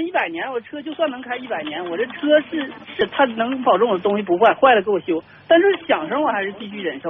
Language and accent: Chinese; Heilongjiang, China; 我是黑龙江的，我们这冷了